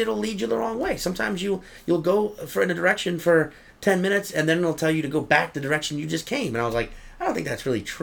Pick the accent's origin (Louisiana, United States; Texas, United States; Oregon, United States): Louisiana, United States; New Orleans; I'm from New Orleans